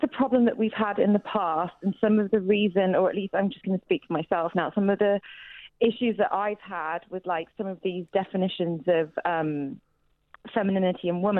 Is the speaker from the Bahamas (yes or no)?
no; Midlands, United Kingdom; I'm from the Midlands.